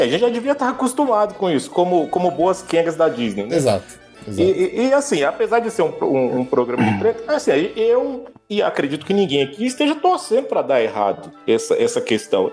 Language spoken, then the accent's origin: Portuguese; Brazil; eu sou brasileiro